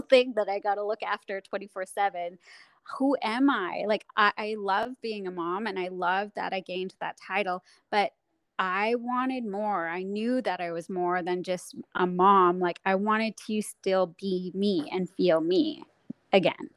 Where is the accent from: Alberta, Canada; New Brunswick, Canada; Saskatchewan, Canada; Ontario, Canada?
Saskatchewan, Canada; moved away; also born or lived in Whistler; I grew up snowboarding in Saskatchewan